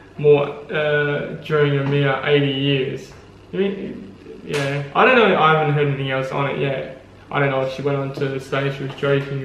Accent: Australia; Australia is of course real. I know this because I'm Australian.

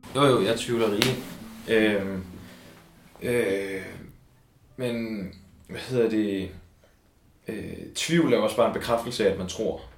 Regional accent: Copenhagen, Capital Region of Denmark, Denmark; jeg kommer fra Vandløse, som ligger lige ude for København. Øhm, og jeg er vokset op i et øh, hjem med kristne forældre

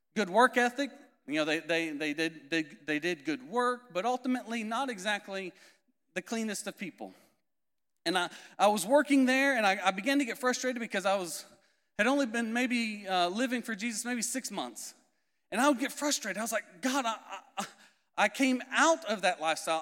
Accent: Indiana, United States; moved away; also born or lived in Florida / Canary Islands; I'm originally from Indiana, if you couldn't tell by my accent, not from Florida originally

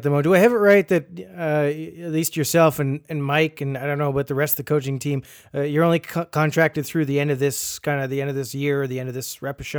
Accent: Canada; I'm Canadian

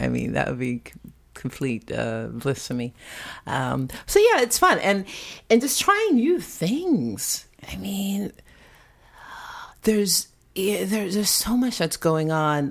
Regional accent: Long Island, New York, United States; moved away; also born or lived in Santa Rosa, California; the home that we grew up in in Long Island

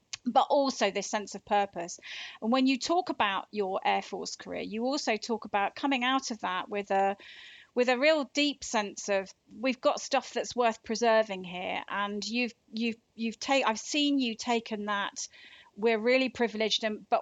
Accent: Devon, South West England, United Kingdom; moved away; I come from Devon originally

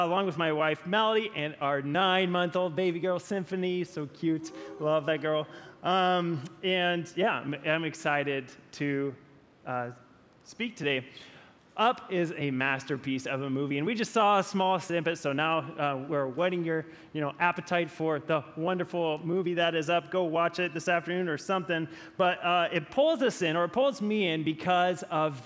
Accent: Gaston, Oregon, United States; the town near where I grew up in Gaston, Oregon.

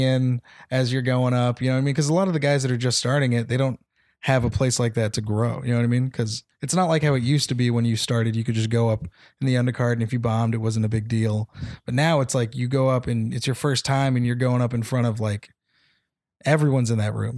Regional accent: Temecula, California, United States; also born or lived in San Jose; Temecula is where I'm from

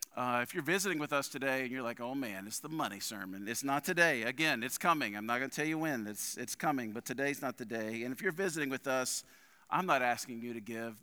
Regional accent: New Orleans, Louisiana, United States; moved away; also born or lived in Hammond, Louisiana; my earliest memories of New Orleans were moving there as, I don't know, I must have been three or four years old, uh, we moved to New Orleans from Hammond to start a church.

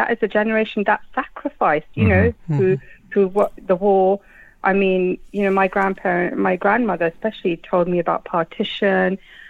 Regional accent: United Kingdom; we are Muslims and we are British at the same time

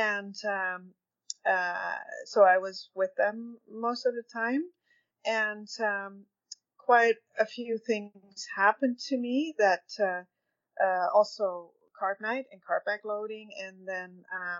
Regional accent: Netherlands; moved away as an adult; now in Red Deer, Canada; I am actually Dutch. I moved together with my husband and oldest son in 2002 to Canada. And we were dairy farming in the Netherlands

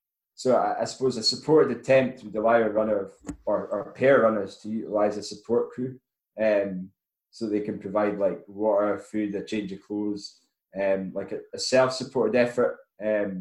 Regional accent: Forres, Scotland, United Kingdom; my hometown of Forest Tom

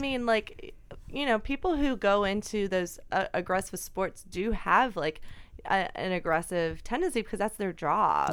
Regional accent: Alabama, United States; moved away; I grew up in Alabama

